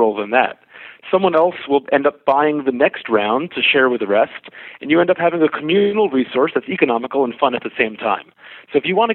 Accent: New York, United States; I'm a New Yorker

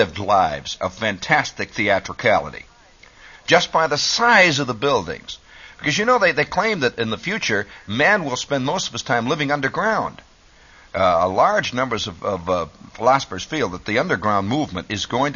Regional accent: United States; being an American

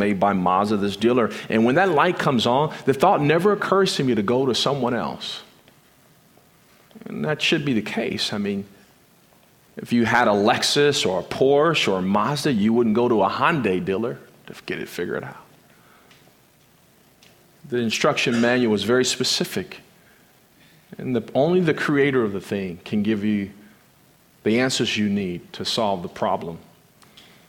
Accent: Compton, California, United States; I grew up in South Central Los Angeles in the inner city of Compton, California

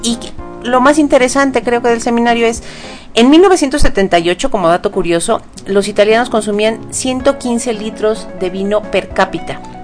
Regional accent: Mexico; como consumidores mexicanos

